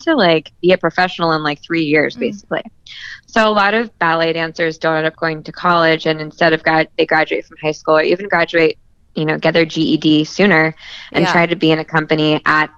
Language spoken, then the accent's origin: English; Southern California, United States; moved away as an adult; also born or lived in New York; I grew up in Southern California